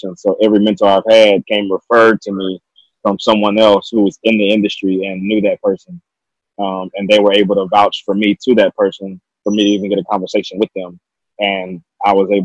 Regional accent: United States; also born or lived in Southeast Texas / Southeast Louisiana; Born and raised in Southeast Texas, Southeast Louisiana

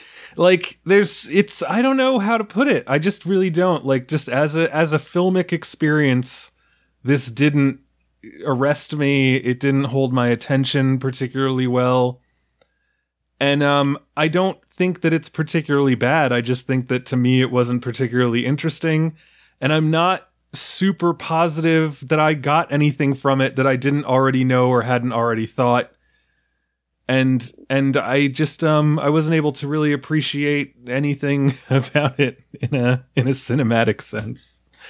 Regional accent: New York, United States; I'm from New York

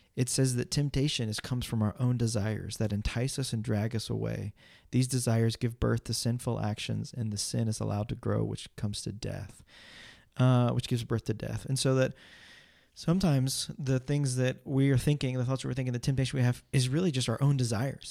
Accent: United States; I'm an American

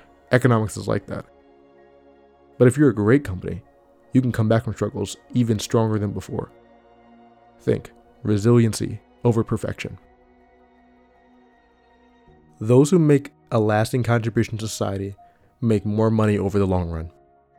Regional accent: Detroit, Michigan, United States; I'm from Detroit. I don't like superficial things. I like how when a car is built, the metal bends.

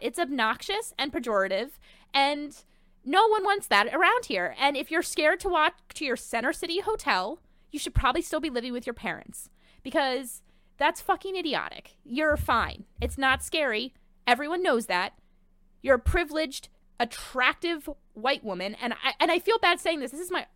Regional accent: Delaware County, Pennsylvania, United States; now in Philadelphia, United States; I'm from Delco

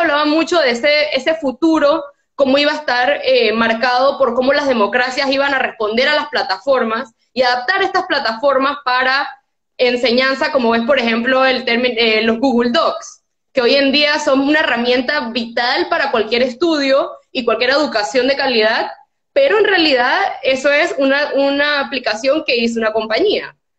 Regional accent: Panama; moved away as an adult; also born or lived in Switzerland; yo había vivido toda mi vida aquí y era todo lo que yo conocía

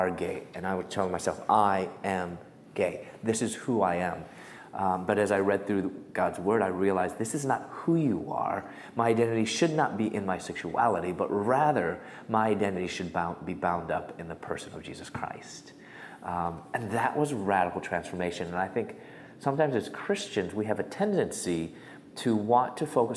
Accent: Chicago, Illinois, United States; moved away as an adult; also born or lived in Louisville, Kentucky / Atlanta, Georgia; I'm from Chicago. I moved to Louisville, Kentucky.

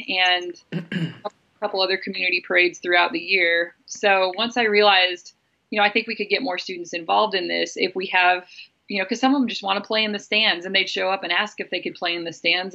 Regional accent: Lewiston, Idaho, United States; I grew up in Lewiston, Idaho

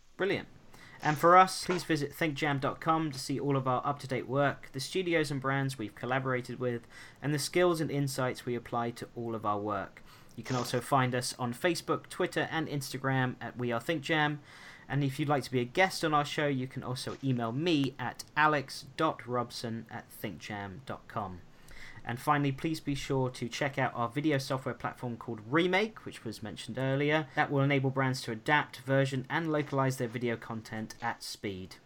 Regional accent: United States; moved away; I grew up in America. I lived there for 17 years

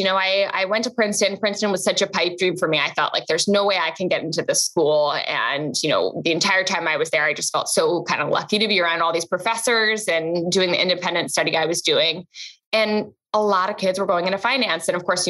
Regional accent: London, United Kingdom; moved away as an adult; also born or lived in Tokyo; now in United States; So I was born in London, spent most of my life in London, also spent a couple of years in Tokyo as a very young child. And I really wanted to come to the States for college.

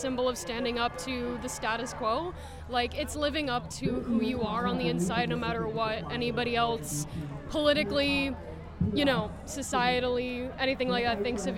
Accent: just outside of Belfast, Northern Ireland, United Kingdom; now in Concord, United States; I grew up just outside of Belfast in a really small industrial town

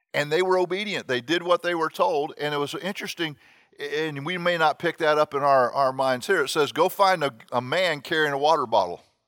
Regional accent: Miami, Florida, United States; I grew up in Miami

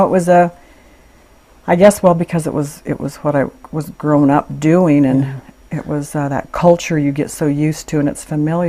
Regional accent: Meridian, Idaho, United States; I was born in Meridian, Idaho.

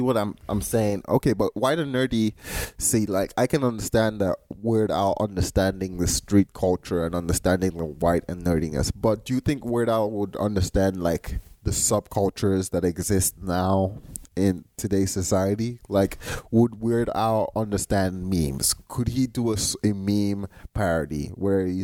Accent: Nigeria; moved away as an adult; now in United States; I grew up in Nigeria, and I went to boarding school at the age of 10

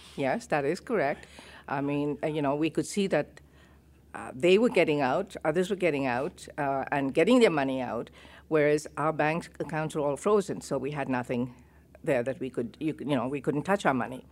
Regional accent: Kenya; moved away as an adult; also born or lived in Uganda; I'm a Kenyan citizen

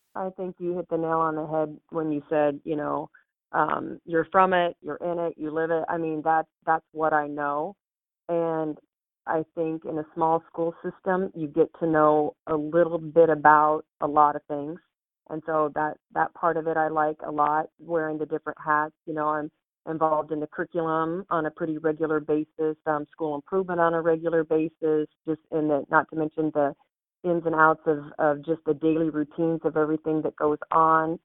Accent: Tecumseh, Nebraska, United States; I was born in Tecumseh. Okay. Um, no, actually, I, I am from Tecumseh, so I'm from a, a small town.

